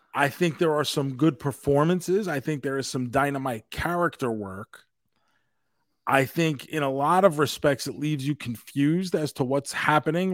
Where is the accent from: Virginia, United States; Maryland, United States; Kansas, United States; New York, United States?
New York, United States; us growing up in New York